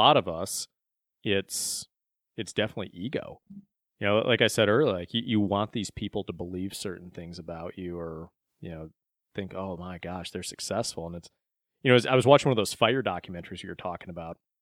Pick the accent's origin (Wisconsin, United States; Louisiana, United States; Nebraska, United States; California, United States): Wisconsin, United States; Beloit; I grew up in Beloit, Wisconsin.